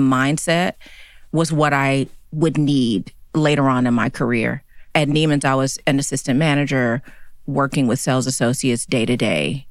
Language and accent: English; Chattanooga, Tennessee, United States; now in New York City, United States; I grew up in Chattanooga, Tennessee.